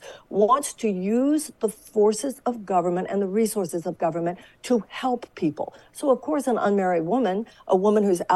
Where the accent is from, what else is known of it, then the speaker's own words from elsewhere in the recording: Texas, United States; I come from Texas